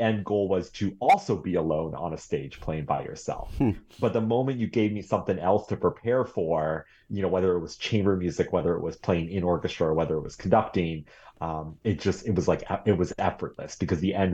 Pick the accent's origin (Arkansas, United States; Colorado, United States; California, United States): Colorado, United States; Boulder; moved away as an adult; also born or lived in New York City; now in Eugene, United States; I was starting as a, you know, pianist and violinist growing up in Boulder, Colorado